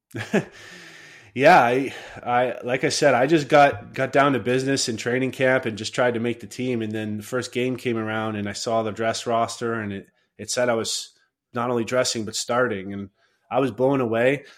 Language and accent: English; Chatham, Ontario, Canada; I grew up in in Chatham, a, a, pretty small town